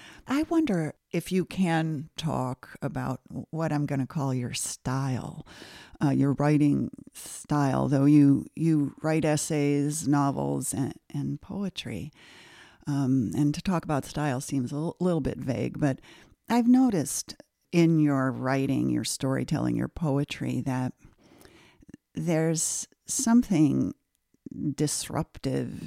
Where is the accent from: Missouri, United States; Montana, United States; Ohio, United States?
Ohio, United States; Cleveland; I grew up in Cleveland